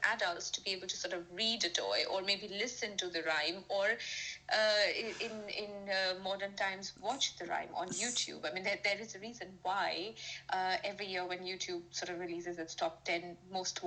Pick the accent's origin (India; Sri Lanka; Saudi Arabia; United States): India; now in United Kingdom; I'm from India